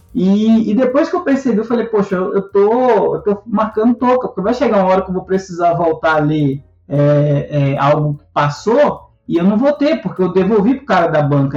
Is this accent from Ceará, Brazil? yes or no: no; Salvador, Bahia, Brazil; moved away; cresci em Salvador, na periferia de Salvador